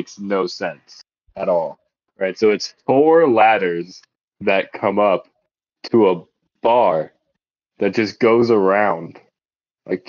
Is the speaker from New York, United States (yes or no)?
no; Myakka City, Florida, United States; I grew up in Myakka